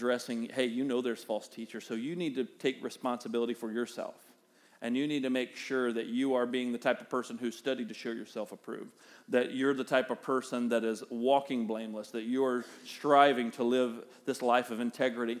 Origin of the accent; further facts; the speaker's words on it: the South, United States; accent: Southern; We're both from the South, and we have accents